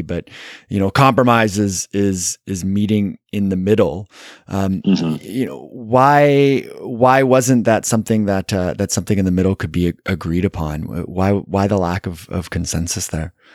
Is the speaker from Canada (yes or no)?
yes; Canada; I'm Canadian